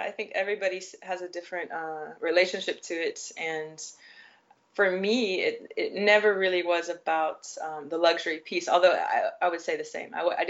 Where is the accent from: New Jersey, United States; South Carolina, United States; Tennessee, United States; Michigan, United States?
Tennessee, United States; Nashville; now in Asia; So yeah, I'm originally from the U.S., Nashville, Tennessee, and I don't think you'll find much of a southern accent when I'm speaking, but that's exactly where I am from.